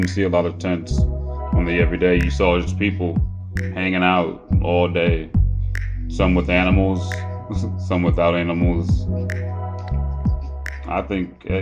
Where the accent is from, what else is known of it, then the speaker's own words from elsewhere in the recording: Ohio, United States; also born or lived in San Francisco; I'm from Ohio